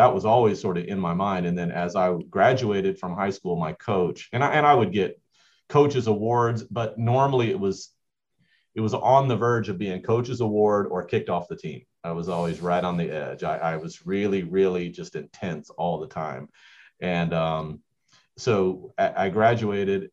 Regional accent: Mount Dora, Florida, United States; moved away as an adult; also born or lived in Georgetown, Kentucky / Toccoa Falls, Georgia; now in Georgia, United States; a town called Mount Dora. This is the area that I grew up, not far from Disney World.

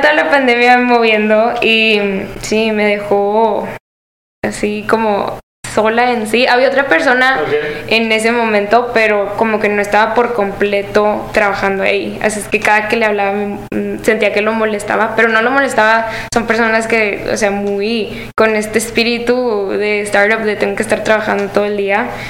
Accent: Monterrey, Nuevo León, Mexico; yo no estoy basada en Guadalajara, yo soy de Monterrey

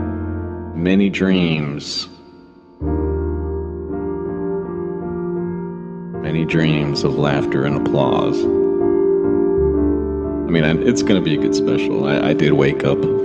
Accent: Texas, United States; moved away; growing up in Texas

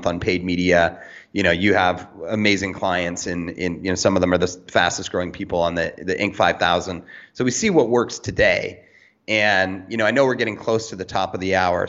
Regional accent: Canada; now in Cayman Islands; I do not live in America. I live in the Cayman Islands, but I'm originally from Canada

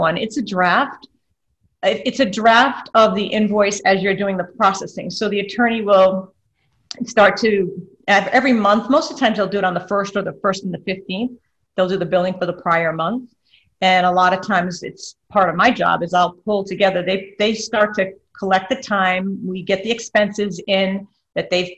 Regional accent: Rhode Island, United States; now in Florida, United States; I'm from Rhode Island originally

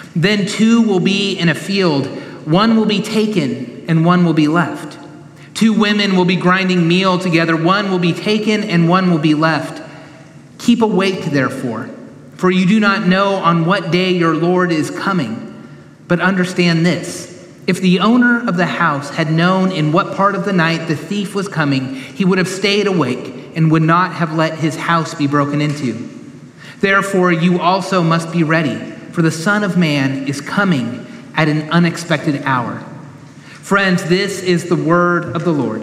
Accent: Sacramento, California, United States; now in Knoxville, United States; When I was growing up in Sacramento, I remember going into the Berean Christian bookstore in town. I was in high school

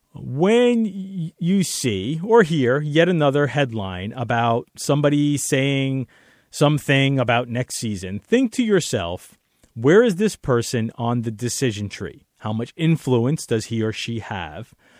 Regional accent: New York City, New York, United States; my hometown, New York City

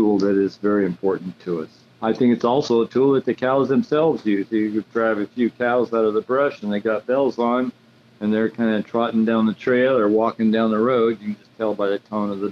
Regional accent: Sonora, California, United States; Born and raised in Sonora

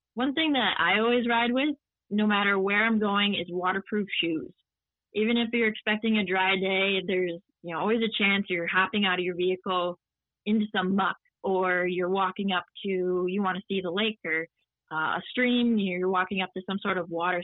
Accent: Midwest, United States; growing up in the Midwest

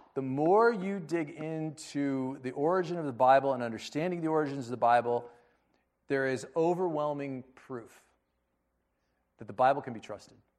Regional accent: United States; I was born in America

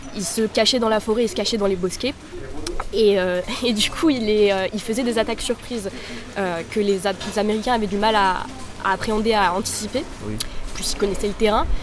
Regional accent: Paris, Île-de-France, France; je suis née en France, je suis née à Paris

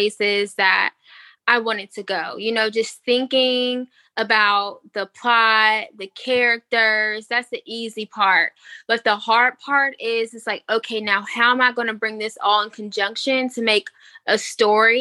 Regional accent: Greensboro, North Carolina, United States; I'm from Greensboro, North Carolina

